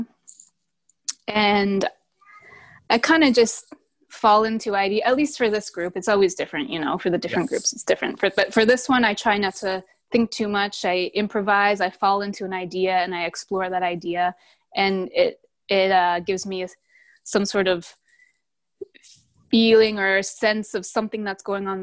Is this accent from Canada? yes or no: yes; Canada; now in United States; I'm from Canada